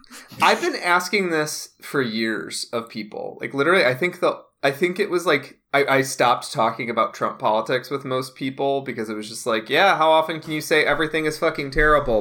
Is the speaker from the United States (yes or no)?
yes; Midwest, United States; And I'm from the Midwest. I'm from Mike Pence territory.